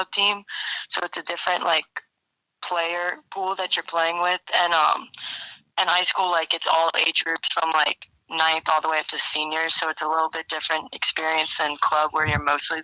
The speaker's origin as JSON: {"language": "English", "region": "Louisiana", "country": "United States", "said": "we are from Louisiana"}